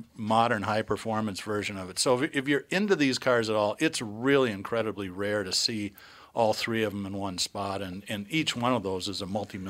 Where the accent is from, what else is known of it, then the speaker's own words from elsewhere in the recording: United States; maybe it's because I'm an American